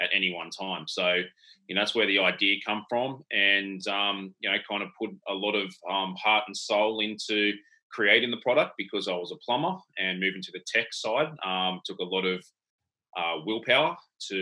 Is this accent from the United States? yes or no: no; Sydney, New South Wales, Australia; also born or lived in Tasmania; So I moved from Sydney down to Tasmania